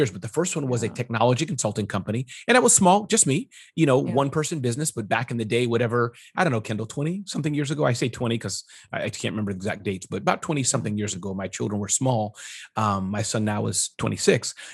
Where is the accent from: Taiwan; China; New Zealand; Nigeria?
China; born there; I was born in China and I speak fluent Mandarin.